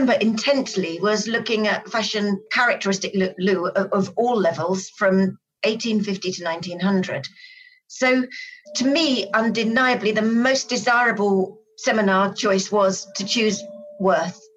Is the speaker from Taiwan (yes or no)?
no; Brighton, South East England, United Kingdom; I grew up in Brighton on the south coast of England